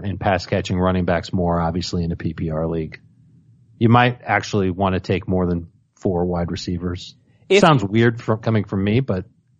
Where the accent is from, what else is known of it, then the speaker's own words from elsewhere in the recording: Chicago, Illinois, United States; Since I'm from Chicago.